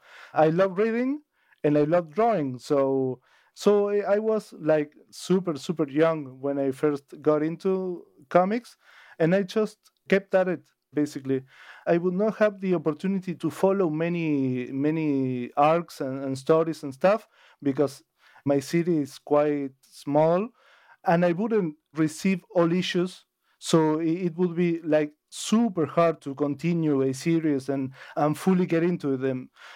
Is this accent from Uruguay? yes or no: yes; Colonia del Sacramento, Colonia, Uruguay; I am born and raised in Uruguay, in Colonia del Sacramento, which is the capital of Colonia, and Colonia would be the state. So I'm from Colonia del Sacramento, Colonia, Uruguay.